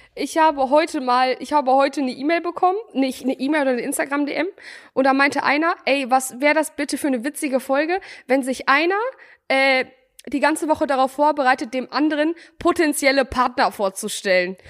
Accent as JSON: {"language": "German", "town": "Bielefeld", "region": "North Rhine-Westphalia", "country": "Germany", "said": "bei uns in Bielefeld"}